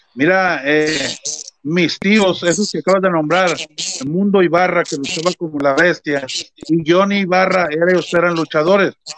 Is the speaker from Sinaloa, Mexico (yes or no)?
no; Monclova, Coahuila, Mexico; moved away; also born or lived in Mexico City; yo no me voy a regresar a mi tierra, yo tengo que triunfar, yo voy a ser alguien, me salí, me salí de Monclovo